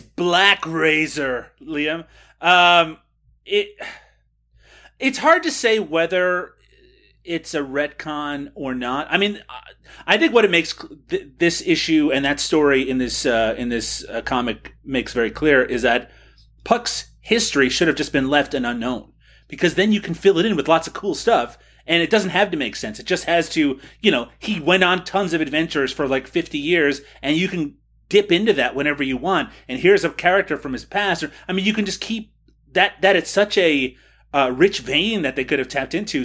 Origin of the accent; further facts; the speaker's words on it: Kelligrews, Newfoundland and Labrador, Canada; my hometown, Kelligrews, Newfoundland